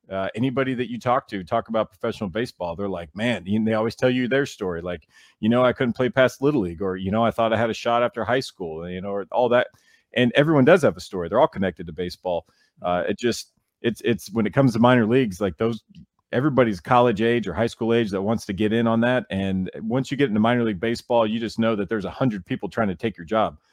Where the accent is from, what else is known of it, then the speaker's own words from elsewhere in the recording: Nashville, Tennessee, United States; I'm from Nashville, so I, you know, I, I kinda commute back and forth